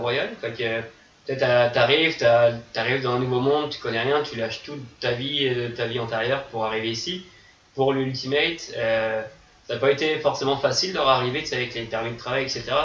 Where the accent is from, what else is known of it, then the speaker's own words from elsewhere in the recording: France; now in Montreal, Canada; je suis français